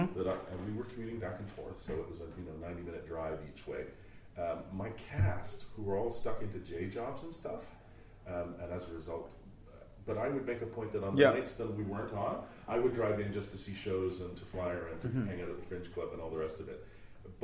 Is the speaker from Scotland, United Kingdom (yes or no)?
yes; Scotland, United Kingdom; moved away; I'm Scottish